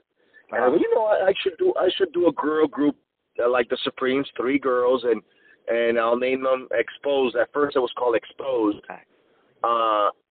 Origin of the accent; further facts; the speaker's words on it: California, United States; also born or lived in Cuba; I was originally born in Cuba, then moved when I was very young to California, and I started playing in bands.